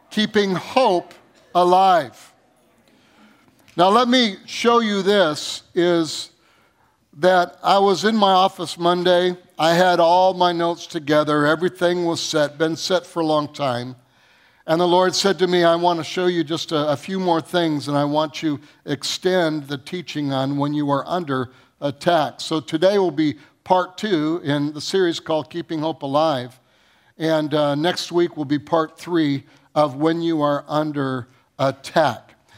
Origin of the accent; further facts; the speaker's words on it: Michigan, United States; I grew up in Michigan